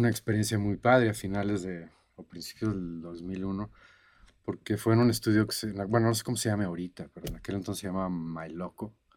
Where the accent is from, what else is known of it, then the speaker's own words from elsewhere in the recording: Cancún, Quintana Roo, Mexico; moved away; also born or lived in Boston, United States / Monterrey, Mexico / Los Angeles, United States; yo crecí en Cancún